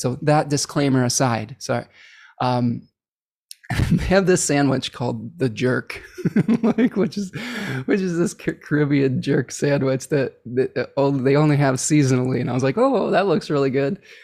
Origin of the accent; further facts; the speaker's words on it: Ypsilanti, Michigan, United States; my hometown of Ypsilanti, Michigan